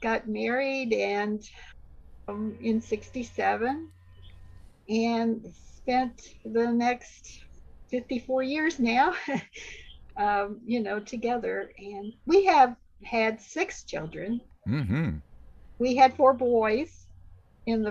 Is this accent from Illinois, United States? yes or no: no; Jefferson City, Missouri, United States; I grew up in Jeff City